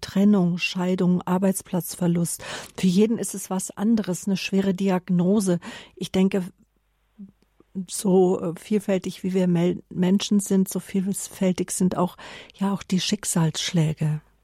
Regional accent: Germany; bei uns in Deutschland

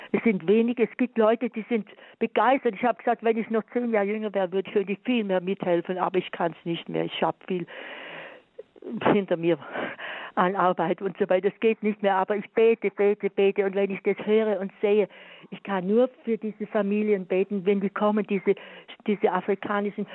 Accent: Swabia, Germany; ich bin sogar Schwäbin

